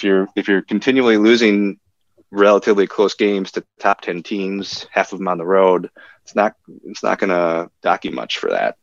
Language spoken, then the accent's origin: English; Madison, Wisconsin, United States; moved away as an adult; I grew up in Madison and I went to Madison for college. So I lived there for the first 23 years of my life or so